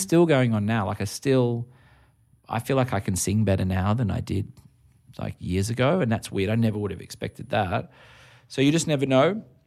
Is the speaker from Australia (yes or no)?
yes; Australia; as an Australian